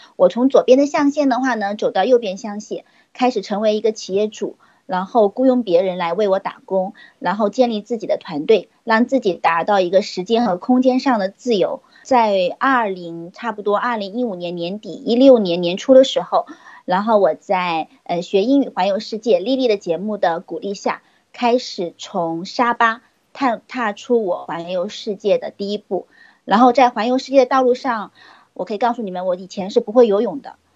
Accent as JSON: {"language": "Chinese", "town": "Nanchang", "region": "Jiangxi", "country": "China", "said": "我来自江西的南昌"}